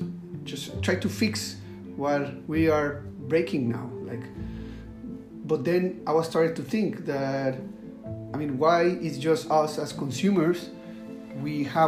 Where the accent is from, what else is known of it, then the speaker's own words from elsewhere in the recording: Costa Rica; now in Singapore; I live in Singapore and I am from Costa Rica.